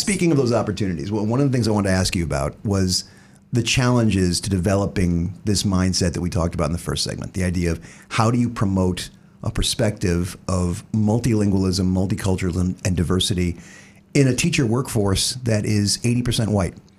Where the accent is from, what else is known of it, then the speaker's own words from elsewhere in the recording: the South, United States; now in New Jersey, United States; being a Southerner